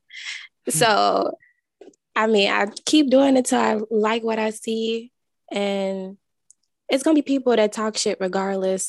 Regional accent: Chicago, Illinois, United States; I'm from Chicago. I'm an esthetician, a content creator.

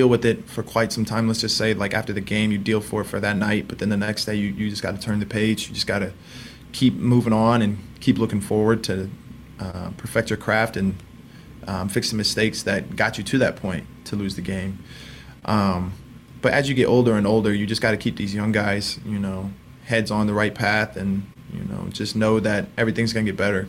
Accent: Indiana, United States; We're from Indiana

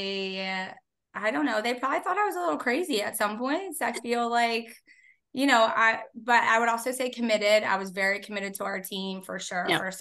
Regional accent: Philadelphia, Pennsylvania, United States; I grew up in Northeast Philadelphia

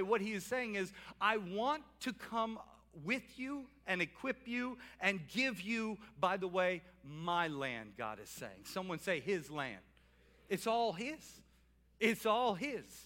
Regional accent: New Orleans, Louisiana, United States; now in Salisbury, United States; I'm from New Orleans

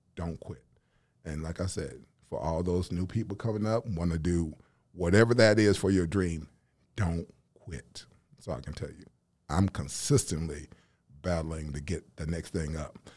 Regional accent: Nashville, Tennessee, United States; also born or lived in Huntsville, Alabama; I'm originally from Nashville, Tennessee

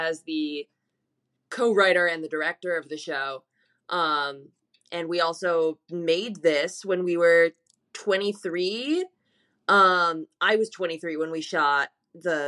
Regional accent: New York City, New York, United States; I am also from New York City. Born and raised

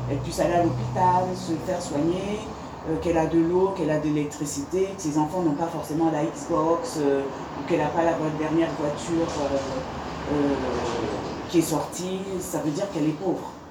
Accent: France; parce que je viens de France aussi

